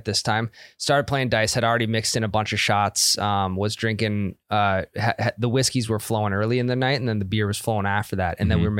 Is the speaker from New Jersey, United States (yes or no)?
no; Wahpeton, North Dakota, United States; went over to Wahpeton, which is my hometown